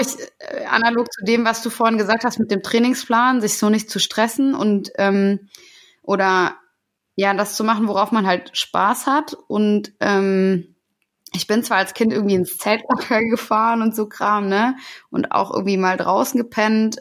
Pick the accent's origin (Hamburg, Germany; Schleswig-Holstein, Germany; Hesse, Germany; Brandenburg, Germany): Hesse, Germany; Taunus; Ich komme ja aus der Gegend.